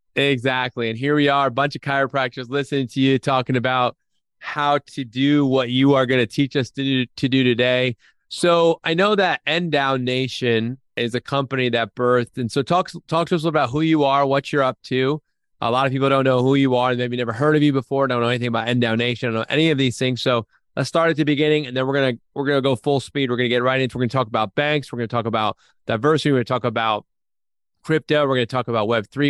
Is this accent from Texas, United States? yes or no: no; New Jersey, United States; now in Nashville, United States; He and I are both Jersey guys